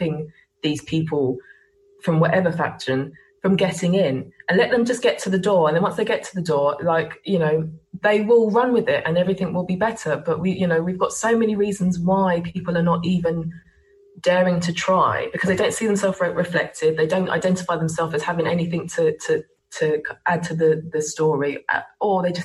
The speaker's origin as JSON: {"language": "English", "region": "England", "country": "United Kingdom", "said": "I'm also English and British and hold a British passport."}